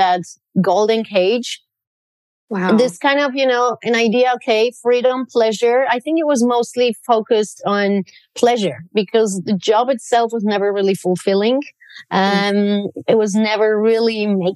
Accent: Poland; moved away; I grew up in Poland. I'm 100% Polish

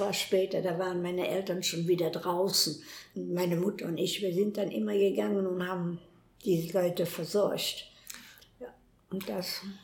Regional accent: Cologne, North Rhine-Westphalia, Germany; also born or lived in Weserbergland; ich bin 1932 in Köln geboren, in der Merwinger

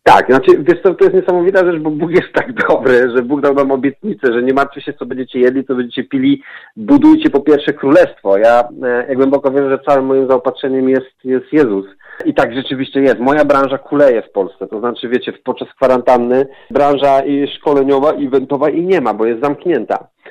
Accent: southern Poland, Poland; pochodzę z południa Polski, jestem takim, można powiedzieć, prawie góralem.

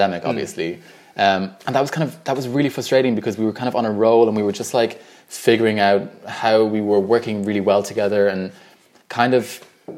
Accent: Ireland; also born or lived in Dublin, Ireland; growing up in Ireland and in a predominantly white environment, I've always felt white, and I always felt Irish

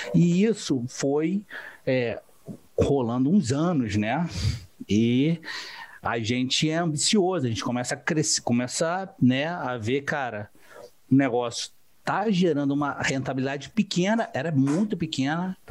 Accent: Rio de Janeiro, Brazil; Sou do Rio de Janeiro

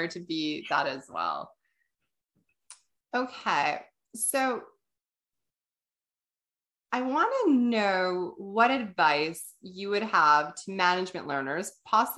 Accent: Canada; we're Canadian

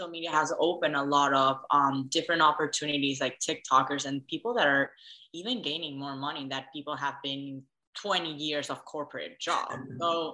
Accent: Venezuela; moved away; also born or lived in Dallas; I'm originally from Venezuela

